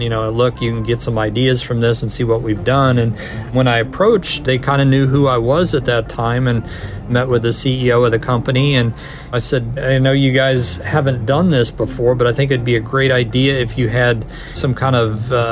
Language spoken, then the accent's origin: English; Kansas City, United States; moved away as an adult; now in Connecticut, United States; I'm actually from Kansas City